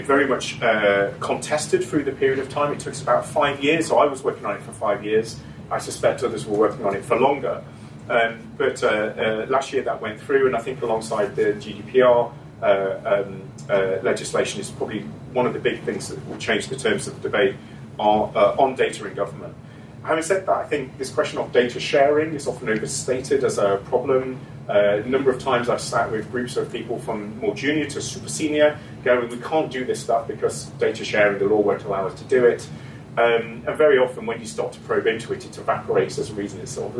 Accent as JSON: {"language": "English", "region": "Scotland", "country": "United Kingdom", "said": "So, I'm from Scotland."}